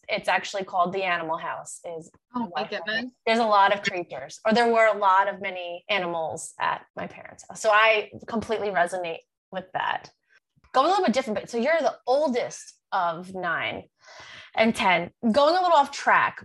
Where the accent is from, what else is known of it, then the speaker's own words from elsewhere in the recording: Long Island, New York, United States; moved away; I'm from Long Island